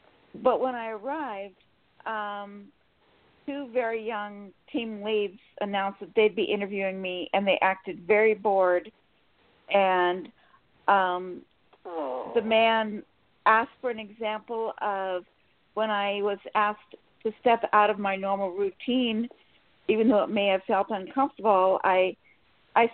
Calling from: Sacramento, California, United States; Sacramento, California.

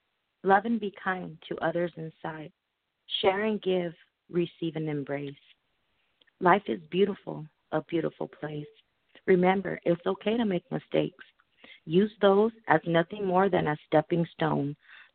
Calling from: Arizona, United States; I'm calling from Arizona.

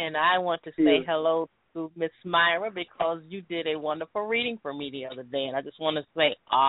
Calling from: Tampa, Florida, United States; I'm calling from Tampa.

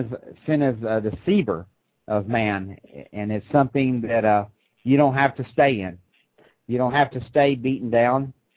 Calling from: Crossville, Tennessee, United States; I'm calling from Crossville, Tennessee.

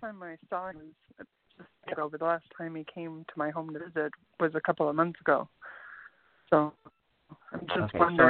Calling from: Canada; I'm calling from Canada.

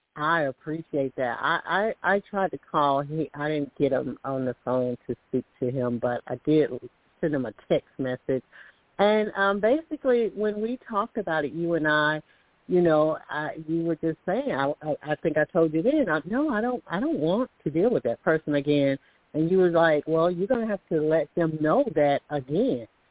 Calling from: Alabama, United States; I'm calling from Alabama

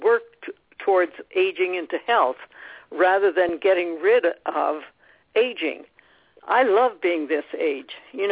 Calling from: Scottsdale, Arizona, United States; I'm calling in from Scottsdale

